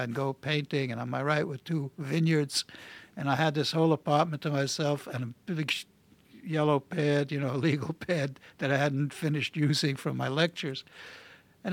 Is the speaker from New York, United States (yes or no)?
yes; New York City, New York, United States; first language Yiddish; Normie Podhoretz and I grew up together in Brownsville